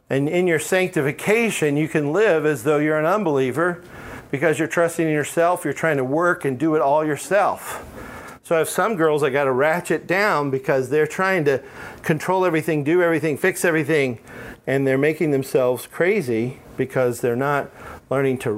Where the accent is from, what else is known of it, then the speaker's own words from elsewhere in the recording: Alabama, United States; I am from Alabama. No offense, Maggie, but you know. Um, we talk funny down there. I'm not down there now, so I don't have an accent, but if I'm down there, it comes back.